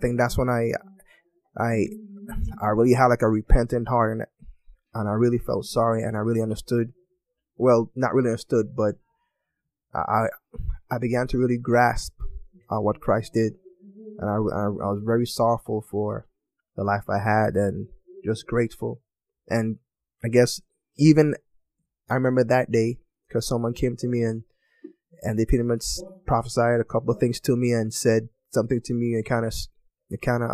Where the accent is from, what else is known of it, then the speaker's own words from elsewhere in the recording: U.S. Virgin Islands; moved away as an adult; I'm from St. Thomas, U.S. Virgin Islands. You know, so I was born an American, but I was raised in the island, so I got kind of best of both worlds. You know, born and raised there. I left there when I was 19.